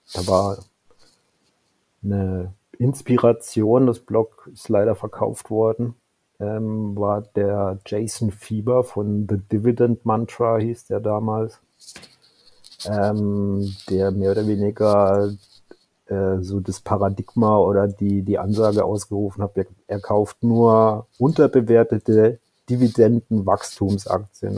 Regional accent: Karlsruhe, Baden-Württemberg, Germany; 1978 geboren in Karlsruhe

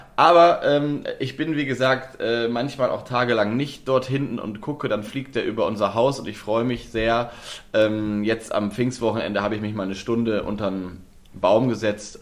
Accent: Lower Saxony, Germany; ich komme ja aus Nordwest, ja. Ähm, Nieder, Niedersachsen, Nordwestdeutschland

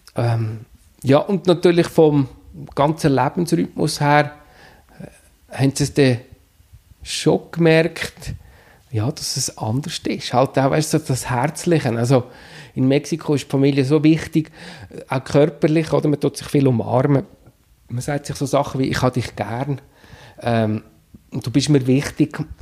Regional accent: Steinhausen, Zug, Switzerland; moved away as an adult; also born or lived in Mexico / Spain; wieder in Steinhausen, im, im Dorf, wo ich aufgewachsen bin

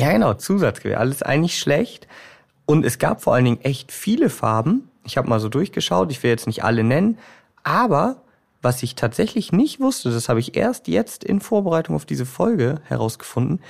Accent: Bremen, Germany; bei uns in Bremen

